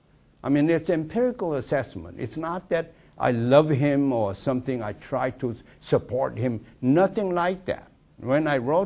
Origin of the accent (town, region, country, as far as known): South Korea; born or raised there; also born or lived in China; now in Athens, United States